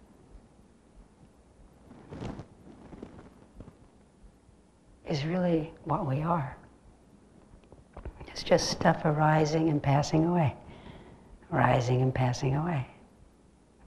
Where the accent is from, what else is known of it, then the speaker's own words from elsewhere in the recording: California, United States; moved away; I grew up in California